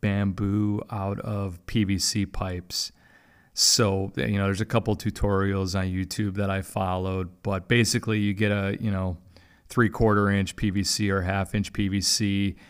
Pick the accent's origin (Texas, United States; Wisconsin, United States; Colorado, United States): Wisconsin, United States; Milwaukee; now in Jacksonville, United States; I grew up in Milwaukee